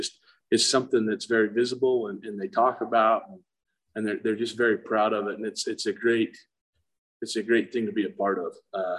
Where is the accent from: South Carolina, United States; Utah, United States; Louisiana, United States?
Utah, United States; Monticello; So I was actually born and raised in Monticello, went to high school there.